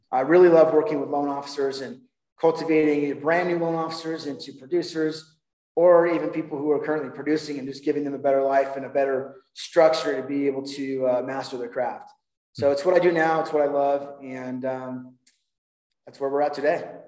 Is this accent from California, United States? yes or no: yes; Huntington Beach, California, United States; moved away as an adult; now in Denver, United States; I, I grew up in Huntington Beach, California, and uh, lived there most of my life.